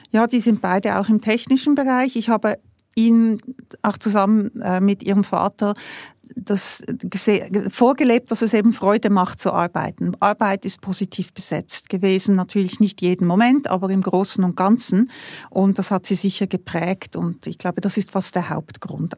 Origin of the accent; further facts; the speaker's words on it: Switzerland; als Schweizer